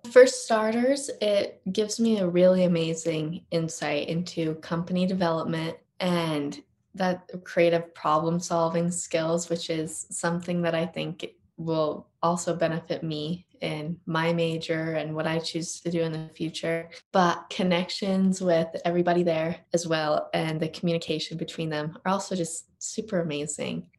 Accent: Utah, United States; also born or lived in Park City, Utah; in fourth grade, I moved to Park City, but I was born and raised in Utah even before

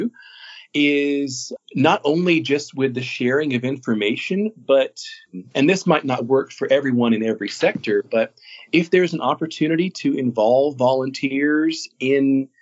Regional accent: Florida, United States; moved away as an adult; also born or lived in Kansas City area; now in Northeast Tennessee, United States; I spent 13 years in small market radio in my hometown down in Florida

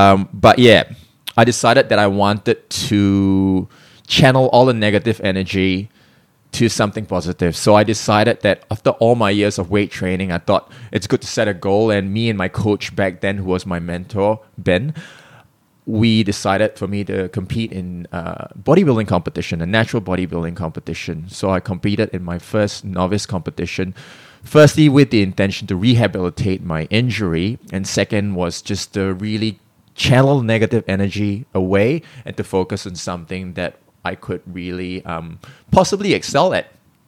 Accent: Singapore; also born or lived in Melbourne, Australia; So, I mean, I'm born in Singapore, I'm Singaporean, but I spent about 16 years in Australia, Melbourne, Australia, which I call my home.

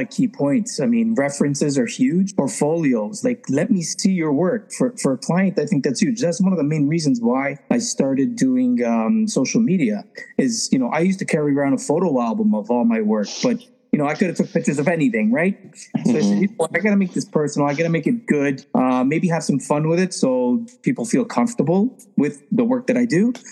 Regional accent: Toronto, Ontario, Canada; now in Simcoe County, Canada; I grew up in Toronto, Canada, and uh, just live like 45 minutes north now. I'm in the Simcoe County district now.

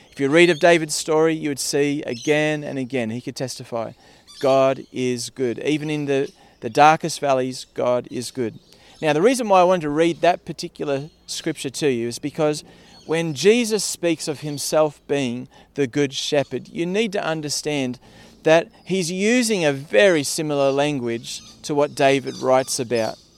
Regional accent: Parkes, New South Wales, Australia; I grew up in Parkes uh, out west, and in Parkes it's sheep and wheat.

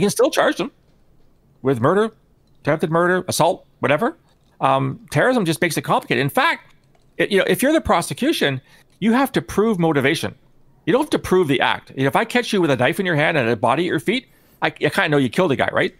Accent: Canada; I'm Canadian

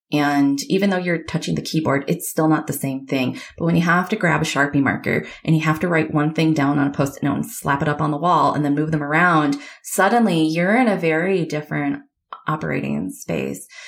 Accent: Michigan, United States; I grew up in Michigan

